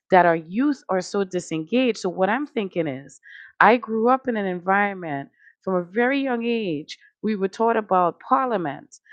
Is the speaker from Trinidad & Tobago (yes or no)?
yes; Trinidad & Tobago; now in Connecticut, United States; I come from a country, Trinidad and Tobago, shout out. You know, I come from the West Indies.